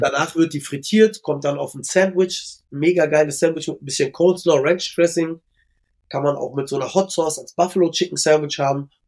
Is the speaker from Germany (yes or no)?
yes; Berlin, Germany; Ich bin ja selber gebürtiger Schöneberger